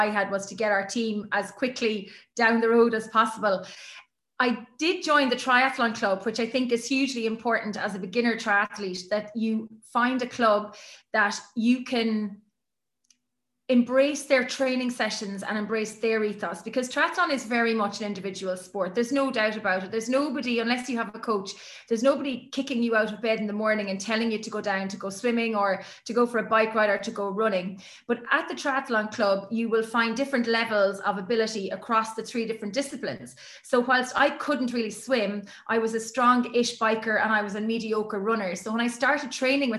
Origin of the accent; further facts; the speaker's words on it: Cork, Munster, Ireland; moved away as an adult; now in Galway, Ireland; I'm from Cork originally, which is down very southern part of Ireland. And now I live on the West Coast